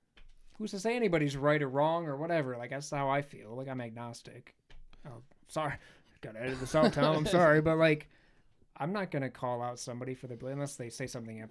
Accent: Belfast, Northern Ireland, United Kingdom; I grew up in Belfast.

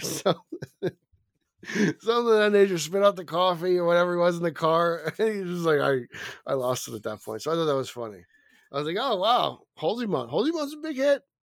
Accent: New Jersey, United States; accent: Jersey; it's my Jersey accent

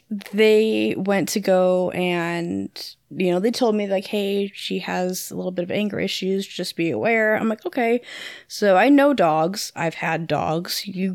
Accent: Freeport, Illinois, United States; moved away; No, I'm from Freeport, Illinois, where our high school mascot is a pretzel.

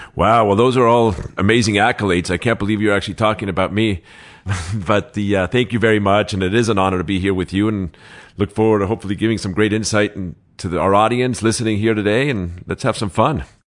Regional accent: Los Angeles, California, United States; also born or lived in Mexico City, Mexico; I was born in Mexico City. I moved to Los Angeles at six years old, seven years old.

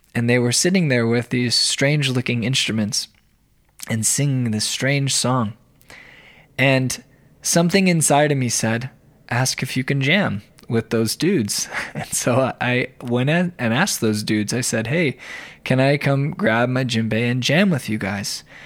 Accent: Arizona, United States; also born or lived in Denver, Colorado; now in Ypsilanti, United States; I'm originally from Arizona, where I was raised by two very supportive and loving parents

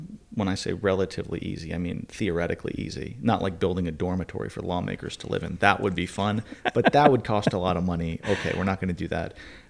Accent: Northeast, United States; I grew up in the Northeast, so it was so hot.

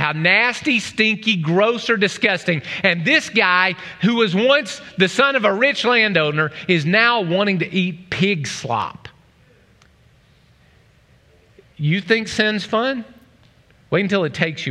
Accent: Oklahoma, United States; I'm from Oklahoma.

